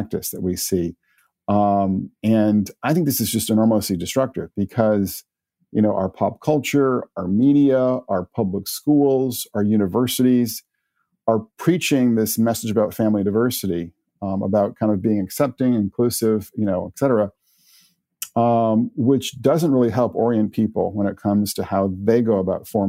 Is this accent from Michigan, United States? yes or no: no; Connecticut, United States; when I was growing up in Connecticut